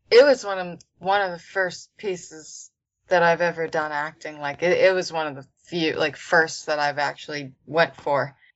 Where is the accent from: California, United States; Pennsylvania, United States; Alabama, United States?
Pennsylvania, United States; In Pennsylvania.